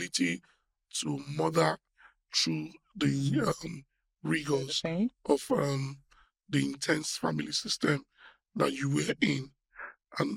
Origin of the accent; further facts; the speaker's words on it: Warri, Delta, Nigeria; I was born in Shell Petroleum in Warri